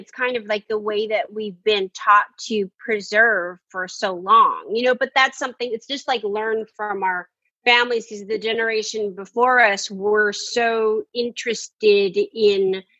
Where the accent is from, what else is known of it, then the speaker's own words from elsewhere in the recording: San Francisco, California, United States; I grew up in San Francisco in the Tenderloin.